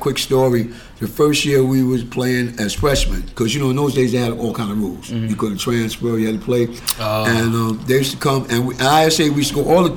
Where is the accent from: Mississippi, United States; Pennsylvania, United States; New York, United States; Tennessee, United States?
New York, United States; New York City; I come up from New York Boulevard South Road